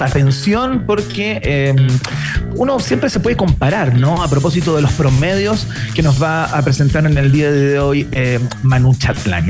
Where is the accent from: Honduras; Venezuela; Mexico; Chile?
Chile; soy un chileno